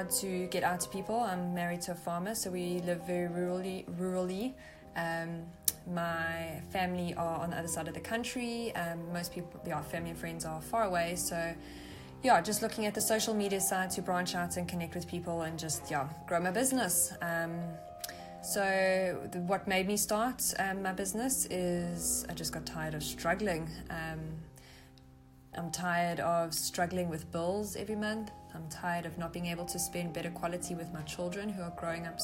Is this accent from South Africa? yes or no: yes; South Africa; I'm from South Africa